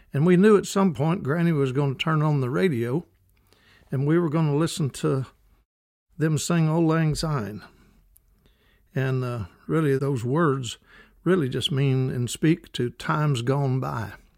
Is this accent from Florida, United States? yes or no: no; Kentucky, United States; growing up in Kentucky